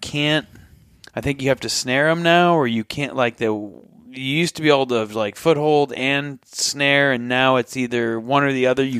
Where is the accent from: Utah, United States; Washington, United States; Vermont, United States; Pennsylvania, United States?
Vermont, United States; It's all fall. That's where I grew up in Vermont.